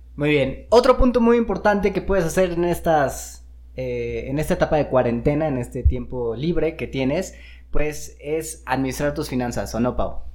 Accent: Mexico; Como buenos mexicanos

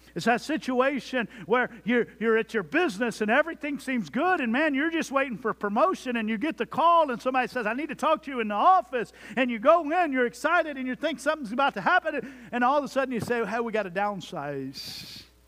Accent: Jones Creek, Texas, United States; my hometown of Jones Creek, Texas

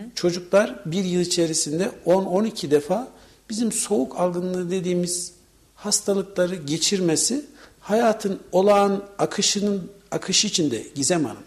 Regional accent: Kayseri Province, Turkey

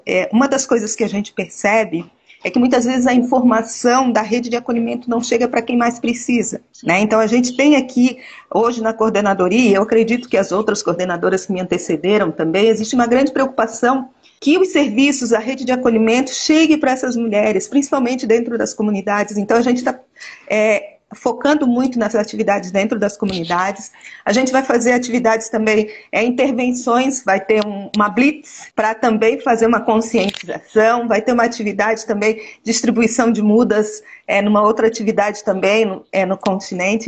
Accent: Florianópolis, Santa Catarina, Brazil; eu sou nascida aqui em Florianópolis

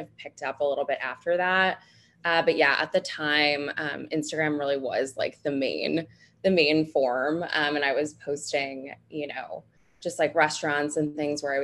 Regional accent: New Jersey, United States; moved away as an adult; now in New York City, United States; I'm originally from New Jersey, so not too far outside of the city

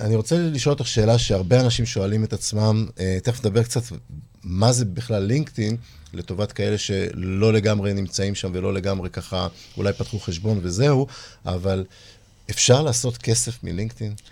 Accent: Holon, Tel Aviv District, Israel; אני גדלתי בחולון

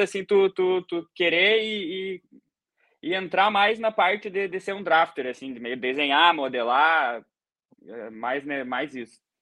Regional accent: Rio Grande do Sul, Brazil; moved away as an adult; also born or lived in Dublin, Ireland; now in Ireland; eu sou gaúcho, né? Sou do Rio Grande do Sul, lá do Brasa

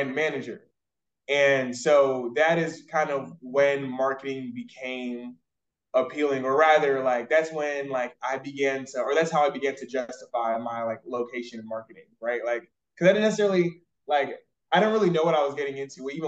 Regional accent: Raleigh, North Carolina, United States; moved away as an adult; also born or lived in Georgia / Nigeria (ancestry); now in Dallas, United States; I was born in Georgia and raised in North Carolina, like Raleigh, North Carolina specifically.

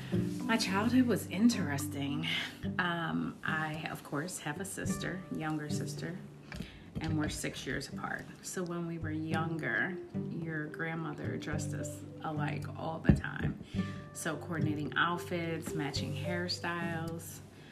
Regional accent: Oakland, California, United States; We grew up in East Oakland. We did have a couple different houses, but we always lived in a house.

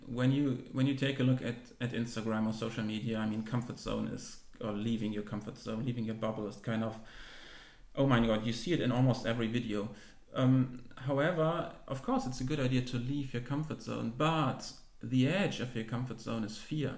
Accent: Germany; moved away as an adult; And then I finished high school. In Germany, you were required back then to do some community service

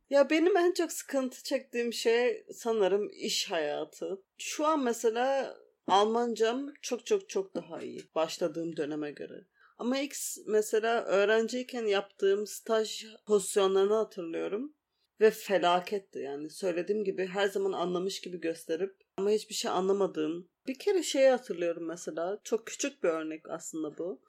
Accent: Turkey; moved away as an adult; 2 kişi Türküz

